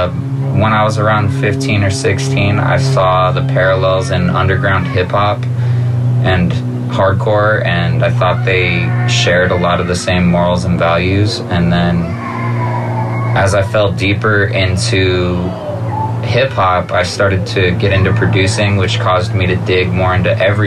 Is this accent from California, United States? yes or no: yes; Santa Cruz, California, United States; also born or lived in Watsonville, California / San Jose, California; Originally from Santa Cruz, California. I lived there until I was 14. And then I spent all of my transformative years in San Jose.